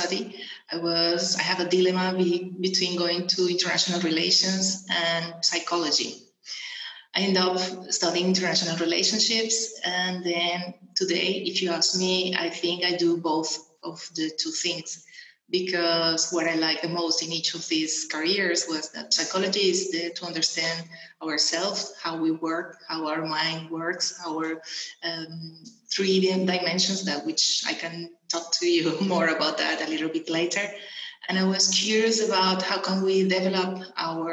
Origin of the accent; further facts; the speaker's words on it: Venezuela; moved away as an adult; also born or lived in England; now in Portugal; I was born in Venezuela. And then I moved from Venezuela when I was 21 years old. I moved to England